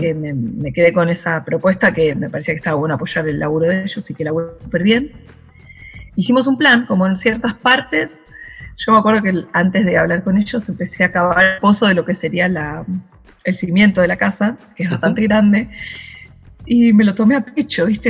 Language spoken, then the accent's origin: Spanish; Carapachay, Buenos Aires Province, Argentina; moved away; me crié en el conurbano, en Carapachay, en Buenos Aires